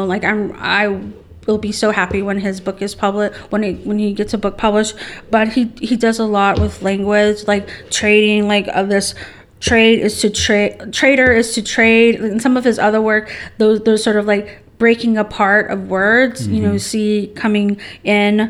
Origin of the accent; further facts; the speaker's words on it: Southern California, United States; I'm from Southern California